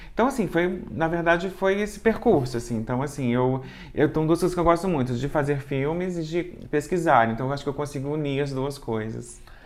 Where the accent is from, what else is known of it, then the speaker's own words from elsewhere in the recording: Juiz de Fora, Minas Gerais, Brazil; also born or lived in Rio de Janeiro; eu sou de Juiz de Fora